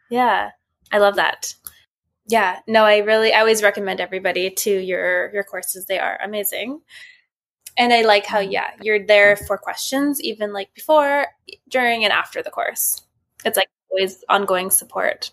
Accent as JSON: {"language": "English", "town": "Vancouver", "region": "British Columbia", "country": "Canada", "said": "I'm from Vancouver, B C"}